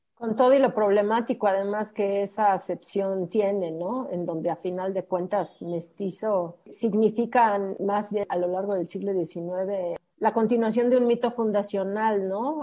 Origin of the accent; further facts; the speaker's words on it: Mexico; los que somos mexicanos